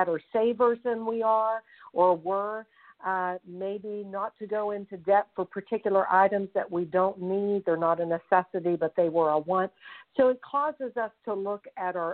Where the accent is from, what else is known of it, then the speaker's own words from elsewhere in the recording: Fairmont, West Virginia, United States; I'm calling from Fairmont, West Virginia, and this is exactly where I'm from